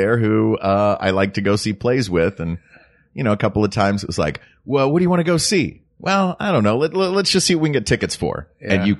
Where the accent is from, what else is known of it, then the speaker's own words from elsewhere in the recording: Tennessee, United States; I grew up in Tennessee